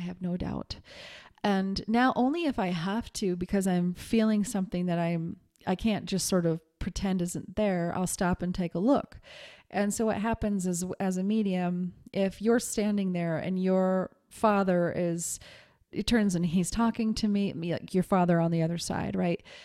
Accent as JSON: {"language": "English", "region": "Montana", "country": "United States", "said": "I'm from Montana"}